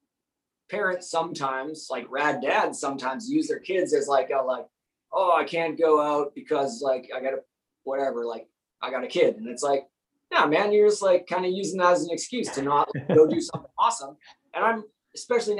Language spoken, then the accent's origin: English; Calgary, Alberta, Canada; moved away; also born or lived in New York; growing up in Calgary, there would be 1 or 2 shows a week